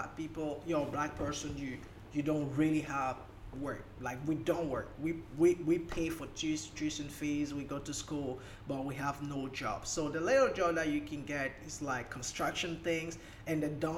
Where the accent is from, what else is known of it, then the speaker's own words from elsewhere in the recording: Cameroon; first language French; English is a second language; moved away as an adult; also born or lived in Ukraine; now in Dubai, United Arab Emirates; I'm from Cameroon, right? From Cameroon. Cameroon is just a country in the center part of Africa, and I left my country when I was around 21 year or 22.